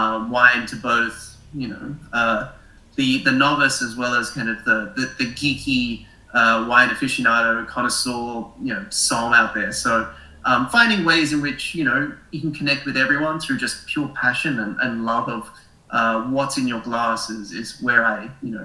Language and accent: English; Australia; moved away; Originally, I'm Australian, as you probably noticed from my funny accent